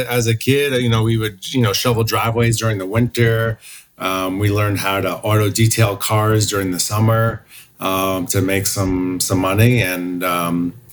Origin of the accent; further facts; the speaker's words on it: New Jersey, United States; also born or lived in Queens, New York; now in California, United States; And then I grew up in North Jersey.